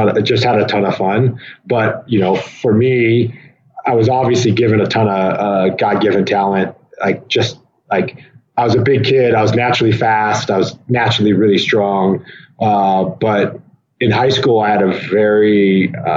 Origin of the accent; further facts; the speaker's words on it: Fremont, Nebraska, United States; I was born in Fremont, Nebraska, in 1985